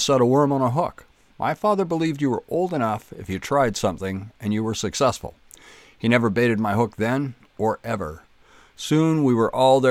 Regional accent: Kemble, Ontario, Canada; growing up in Kemble

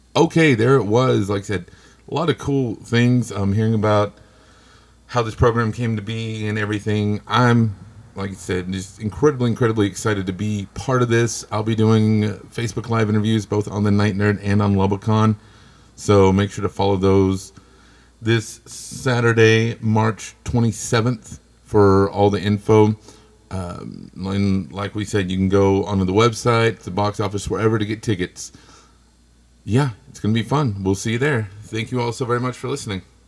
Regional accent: West Texas, United States; I'm from West Texas

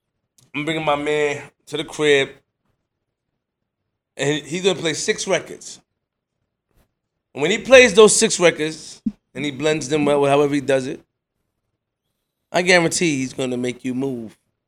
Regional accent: Queens, New York, United States; I'm from Queens.

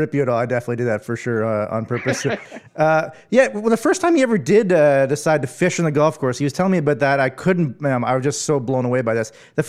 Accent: Arnprior, Ontario, Canada; born or raised there

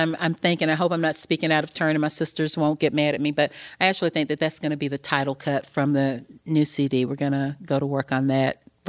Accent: the South, United States; a lot of women growing up in the South when we did, you know, I'm a woman of a certain age

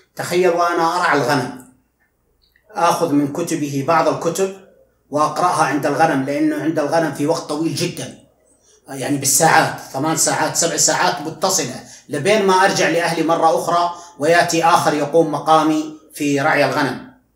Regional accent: Al Hada, Makkah Province, Saudi Arabia; أنا من مواليد 1381 هجري وفي قرية وفي يعني وفي الهدى بالقرب من الطائف

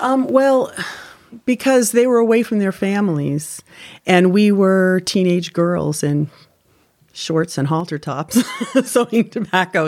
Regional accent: Windsor, Connecticut, United States; I'm from Windsor, Connecticut

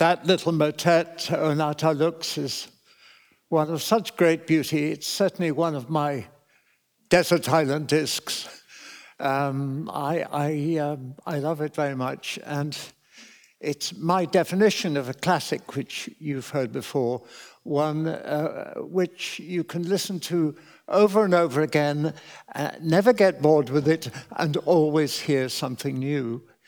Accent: Cambridge, East of England, United Kingdom; I was hugely fortunate to be born and brought up in Cambridge where there was so much music

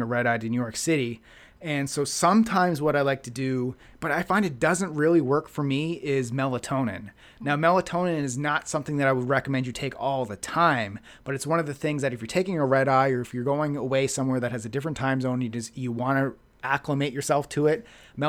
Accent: Halifax, Nova Scotia, Canada; So Neil Armstrong is a buddy of mine back in my hometown of Halifax.

